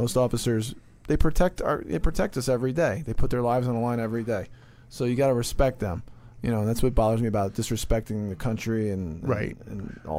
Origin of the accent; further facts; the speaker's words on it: Essex County, New Jersey, United States; where I grew up in Essex County, New Jersey